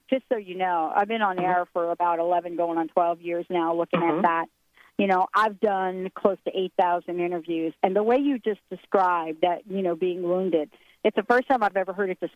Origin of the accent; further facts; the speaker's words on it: New York, United States; I'm from New York, but I have to say I'm from the Bronx.